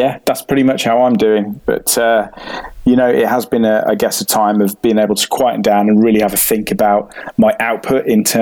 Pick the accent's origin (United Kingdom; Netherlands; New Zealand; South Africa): United Kingdom; as a British man